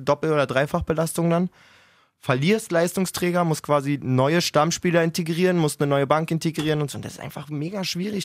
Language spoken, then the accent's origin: German; Freiburg, Baden-Württemberg, Germany; als richtiger Freiburger